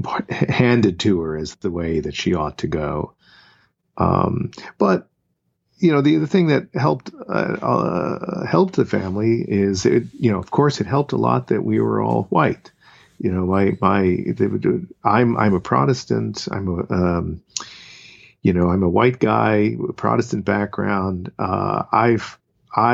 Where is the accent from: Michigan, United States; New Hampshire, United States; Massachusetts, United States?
Massachusetts, United States; Boston; the family that I grew up in the Boston area